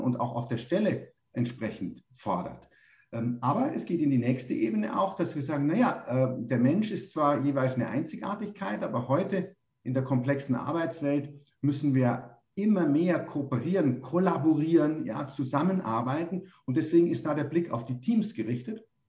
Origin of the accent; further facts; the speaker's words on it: Munich, Bavaria, Germany; moved away as an adult; now in Tenerife, Spain; ich komme ursprünglich aus München